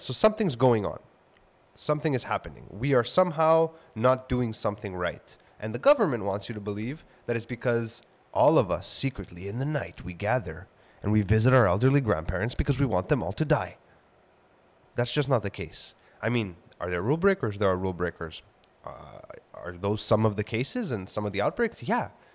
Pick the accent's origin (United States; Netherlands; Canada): Canada; Montreal, Quebec; where I grew up in Kodanesh and it being, like, the hub of all the hospitals and healthcare institutions of the city and universities